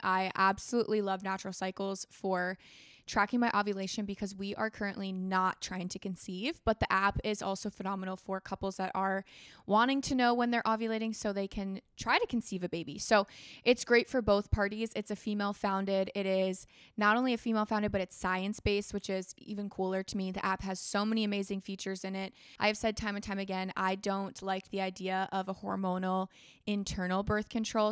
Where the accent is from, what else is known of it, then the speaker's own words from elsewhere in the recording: Florida, United States; moved away; I grew up in Florida